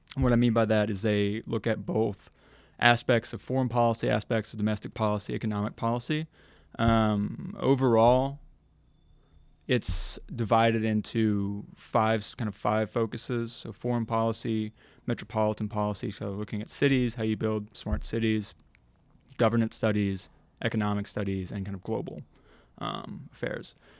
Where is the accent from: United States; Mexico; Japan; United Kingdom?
United States; Nashville, Tennessee; moved away as an adult; also born or lived in Mobile, Alabama; now in Washington, United States; from basically from the fifth grade on, I, I grew up here in Nashville, spent my college years here in Nashville